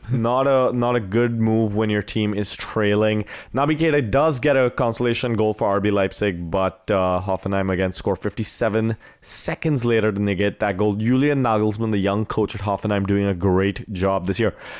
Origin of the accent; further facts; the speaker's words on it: India; moved away; also born or lived in Wisconsin; growing up in India